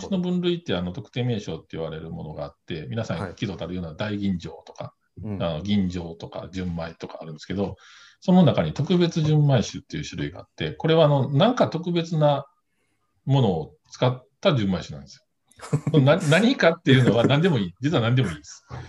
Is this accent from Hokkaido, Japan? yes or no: no; Kobe, Hyogo, Japan; 地元神戸の酒蔵